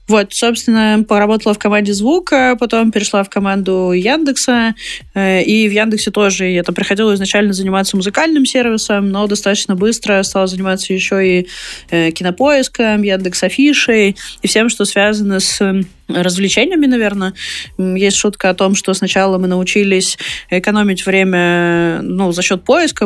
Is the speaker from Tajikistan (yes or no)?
no; Perm Krai, Russia; moved away; я сама из Пермского края